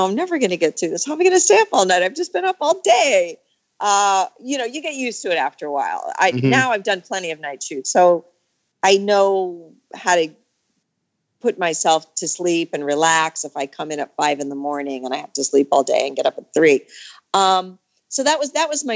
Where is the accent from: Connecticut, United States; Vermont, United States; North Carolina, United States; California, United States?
Vermont, United States; also born or lived in Long Island, New York; I was born on Long Island, but I grew up in Vermont. I moved to Vermont when I was 11 and I went to college there.